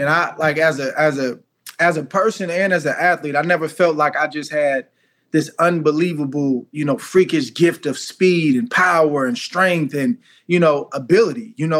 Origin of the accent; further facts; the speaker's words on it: California, United States; I'm from California